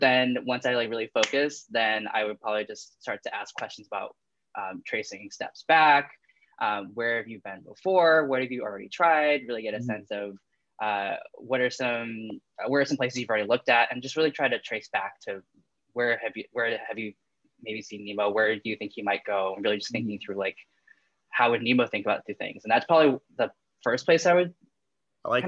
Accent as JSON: {"language": "English", "region": "New England", "country": "United States", "tie": "born or raised there", "said": "all I've known is literally growing up in New England"}